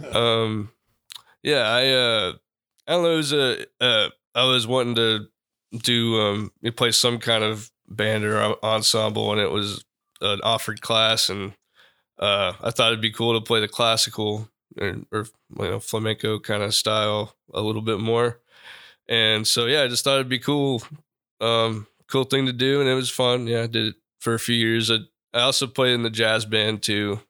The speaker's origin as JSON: {"language": "English", "town": "Pearland", "region": "Texas", "country": "United States", "also_born_or_lived": "Austin, Texas", "said": "I'm originally from Houston, or Houston area, Pearland"}